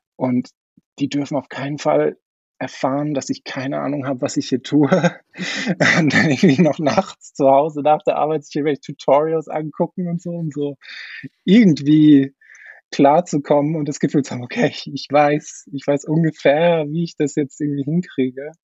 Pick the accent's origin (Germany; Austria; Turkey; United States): Austria; ich komme eigentlich aus Österreich